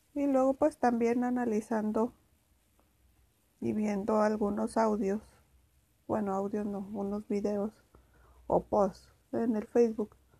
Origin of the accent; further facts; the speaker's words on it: Ciudad Juárez, Chihuahua, Mexico; soy de Juárez